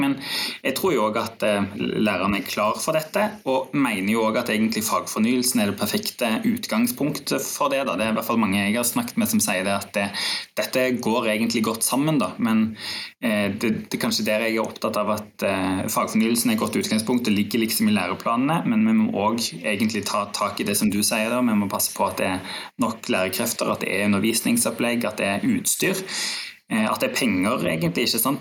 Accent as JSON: {"language": "Norwegian", "region": "Rogaland", "country": "Norway", "moved": "yes", "said": "jeg kommer fra Rogaland"}